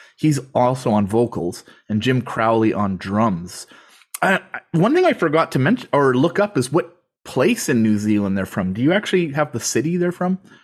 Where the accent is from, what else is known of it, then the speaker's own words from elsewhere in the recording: Canada; I'm from Canada